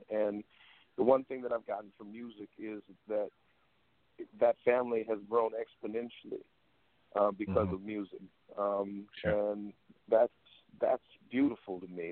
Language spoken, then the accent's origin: English; Waterloo, Iowa, United States; Born and raised in Waterloo, Iowa.